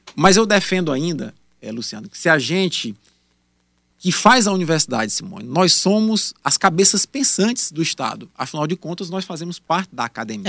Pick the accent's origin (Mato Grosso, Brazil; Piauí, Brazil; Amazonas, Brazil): Piauí, Brazil; Campo Maior; A UESP de Campo Maior, minha terra